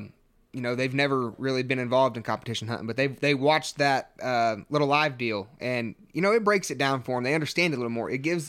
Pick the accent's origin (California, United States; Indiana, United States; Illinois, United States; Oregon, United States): Indiana, United States; I'm from Indiana, and I've hunted the Grand American multiple times.